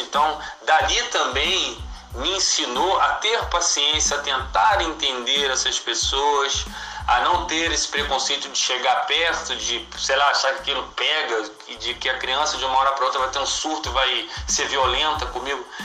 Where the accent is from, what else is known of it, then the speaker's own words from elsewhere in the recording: Nova Iguaçu, Rio de Janeiro, Brazil; Nova Iguaçu, de onde eu sou